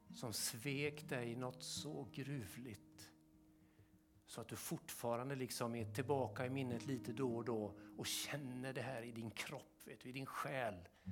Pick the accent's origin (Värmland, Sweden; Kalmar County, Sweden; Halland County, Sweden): Halland County, Sweden; Kungsbacka; nere i Kungsbacka där jag växte upp